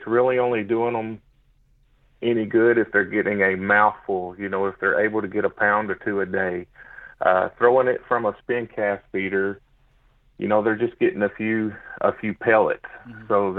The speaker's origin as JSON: {"language": "English", "town": "Snow", "region": "Oklahoma", "country": "United States", "tie": "born or raised there", "said": "But yeah, so I grew up in the Kamishi Mountains in Snow, Oklahoma, 17 miles north of Antlers."}